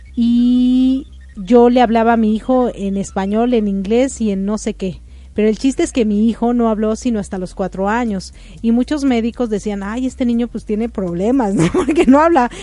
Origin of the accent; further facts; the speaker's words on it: Mexico; also born or lived in Ecuador; now in United States; yo salí muy joven de México